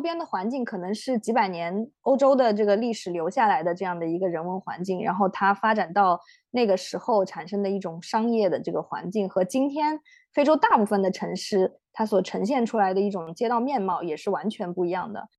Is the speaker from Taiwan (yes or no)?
no; China; 我们中国人